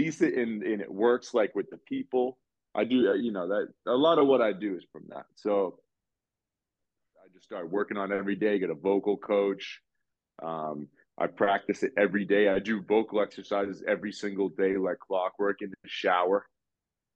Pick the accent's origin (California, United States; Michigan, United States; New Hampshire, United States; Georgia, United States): New Hampshire, United States; Nashua; now in New York, United States; I grew up in Nashua, New Hampshire, which is like a small